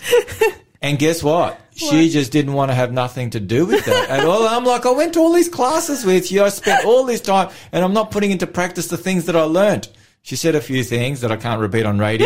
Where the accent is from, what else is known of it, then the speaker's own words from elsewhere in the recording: Melbourne, Victoria, Australia; moved away; I'm from Melbourne originally